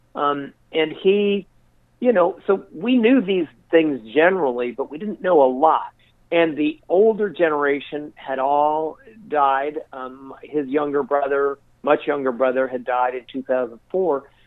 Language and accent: English; Colorado, United States; also born or lived in Wyoming / New Mexico; born and raised in Colorado and spent most of my life in the Rocky Mountains